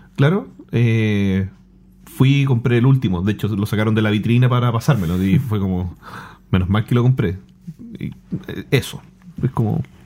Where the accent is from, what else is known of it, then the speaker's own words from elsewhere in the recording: Chile; soy de Chile